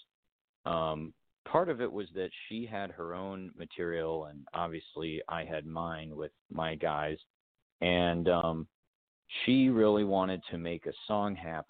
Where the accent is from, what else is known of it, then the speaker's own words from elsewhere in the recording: South Carolina, United States; We're actually from South Carolina, but I did spend a lot of time in North Carolina growing up